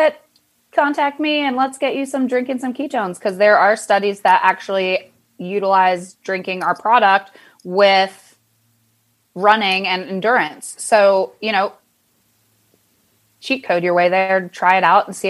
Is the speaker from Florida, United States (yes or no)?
no; Pennsylvania, United States; I was actually born and raised in Pennsylvania